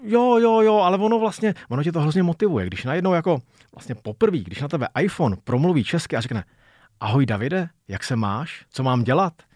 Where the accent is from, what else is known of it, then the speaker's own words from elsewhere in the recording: Czechia; first language Czech; u nás v Čechách